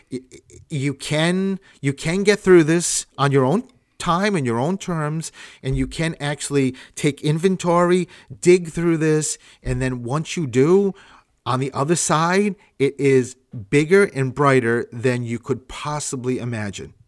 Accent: Providence, Rhode Island, United States; I'm from Rhode Island

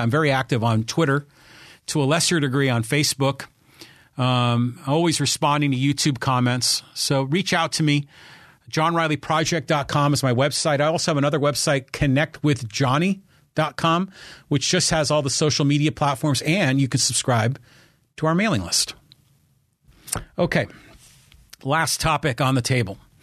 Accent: San Francisco Bay Area, California, United States; moved away as an adult; also born or lived in La Jolla, California; now in Poway, United States; I was from the Bay Area

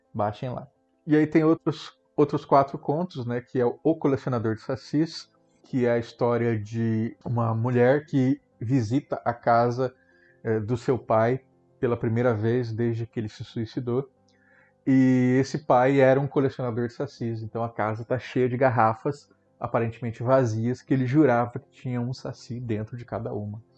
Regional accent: Mato Grosso do Sul, Brazil; Eu coloco a minha terra, Mato Grosso do Sul

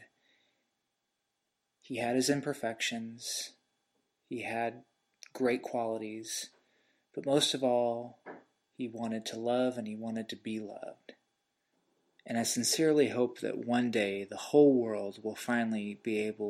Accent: St. Louis, Missouri, United States; I'm from St. Louis, Missouri in the United States

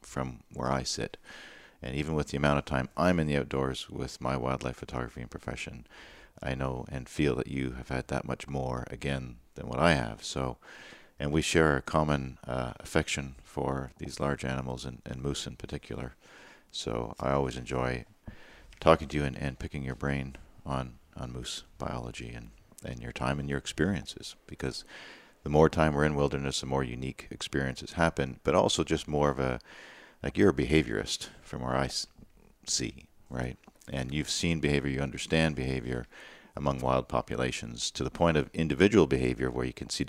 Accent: Eastern Ontario, Canada; I'm from Eastern Ontario

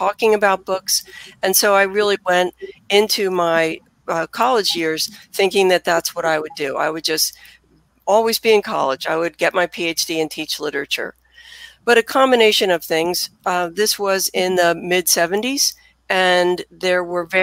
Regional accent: Philadelphia, Pennsylvania, United States; also born or lived in Bryn Mawr, Pennsylvania; as anyone can tell from my accent, I am a native Philadelphian

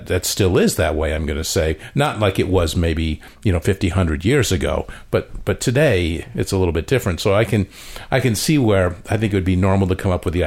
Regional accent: Connecticut, United States; moved away; I grew up with them in Connecticut

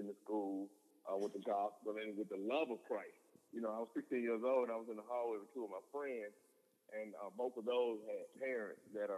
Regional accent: Linden, Alabama, United States; also born or lived in Montgomery, Alabama; I'm from Linden, Alabama. It's a small town about 2 hours west of Montgomery, Alabama

